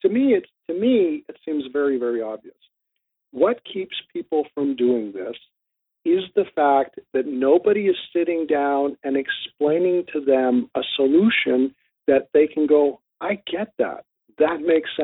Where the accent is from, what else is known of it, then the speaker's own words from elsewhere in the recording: Canada; also born or lived in southwestern Ontario; I'm in southwestern Ontario. I'm a Canadian